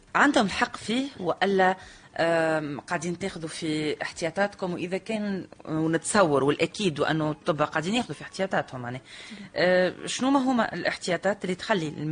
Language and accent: Arabic; Tunisia; عندنا في تونس